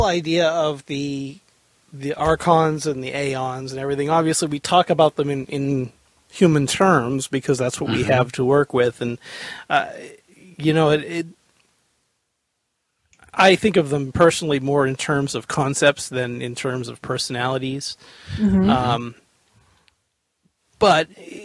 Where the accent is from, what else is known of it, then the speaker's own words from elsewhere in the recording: New England, United States; I grew up in New England